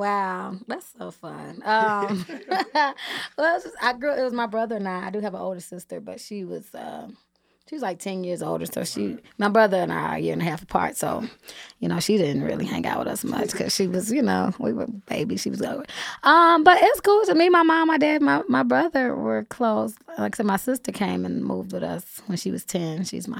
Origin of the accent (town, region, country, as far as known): Inglewood, California, United States; born or raised there